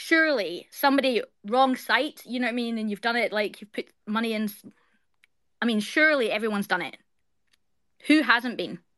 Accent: Scotland, United Kingdom; now in Australia; I live in Australia. I'm Scottish by birthright, but I live in Australia.

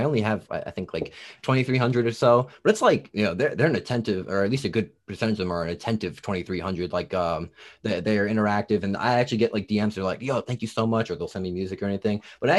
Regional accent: New Jersey, United States; accent: Jersey; now in Tennessee, United States; I'm from New Jersey, and then I came down to Tennessee. Okay. They're like, oh, you got a Jersey accent.

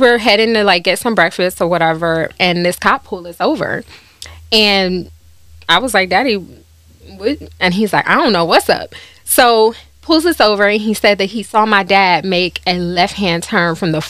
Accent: Cleveland, Ohio, United States; Well, honestly, I grew up in the hood.

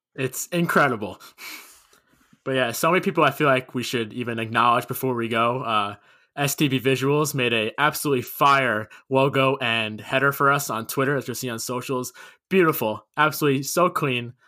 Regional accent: Long Island, New York, United States; I'm from Long Island, grew up fifteen minutes from Nassau Coliseum

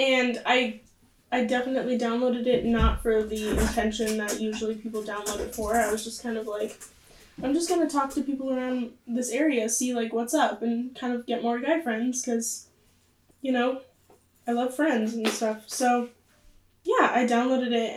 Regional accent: Inland Empire, Southern California, United States; moved away as an adult; now in Eastern Washington, United States; I am from Southern California, and yeah, I'm from the Inland Empire, and I now live in the PNW.

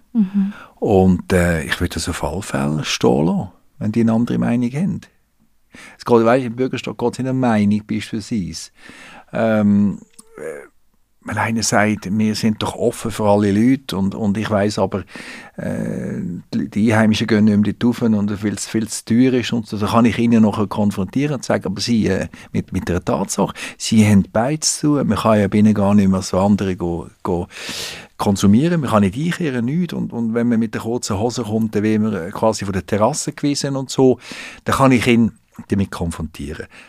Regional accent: Switzerland; Wir sind kleinräumig in der Schweiz

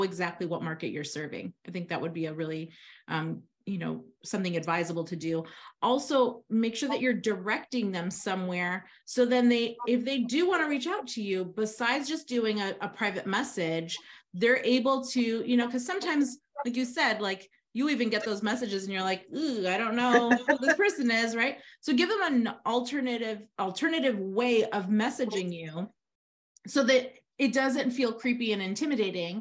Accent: Lincolnwood, Illinois, United States; Lincolnwood, where's that? Well, that's where I grew up. It's in Illinois

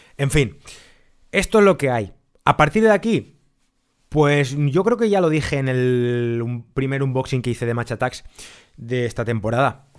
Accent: Spain; somos los coleccionistas españoles

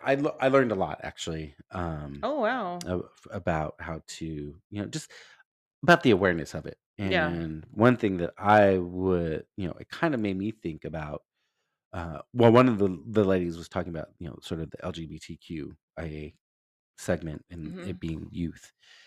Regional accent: Los Angeles, California, United States; I'm not typically a Rangers fan because I grew up in Los Angeles and, you know, LA was my team

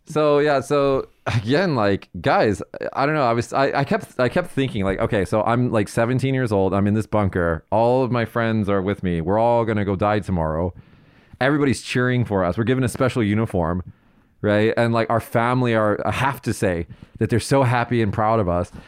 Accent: United States; as the American side of this conversation

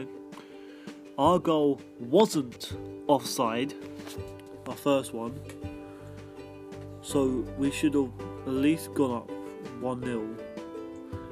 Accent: London, United Kingdom; I'm from England. I'm English. I'm from London. I'm a Londoner. If you didn't know that already by my accent.

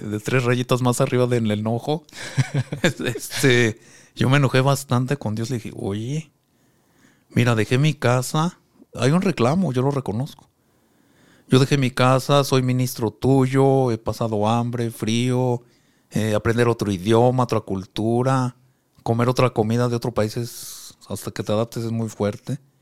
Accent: Mexico City, Mexico; moved away as an adult; also born or lived in Pucallpa, Peru; now in Cuba; Yo soy originario de la Ciudad de México. Allá, ahí crecí.

